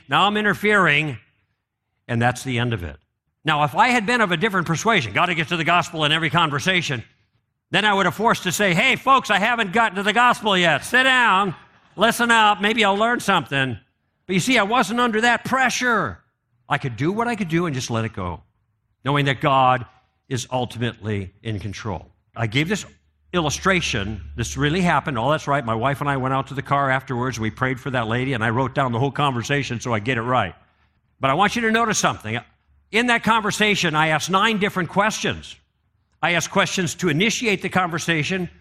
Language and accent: English; Chicago, Illinois, United States; I grew up in Chicago